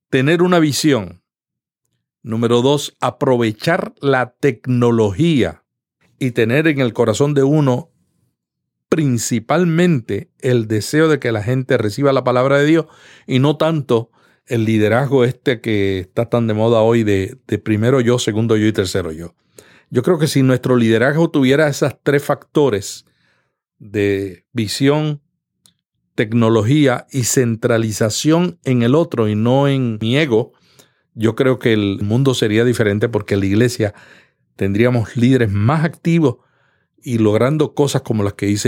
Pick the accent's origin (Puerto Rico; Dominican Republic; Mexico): Puerto Rico; now in United States; Yo vine de Puerto Rico y cuando yo llegué me di cuenta que en este país todo el mundo trabaja independientemente.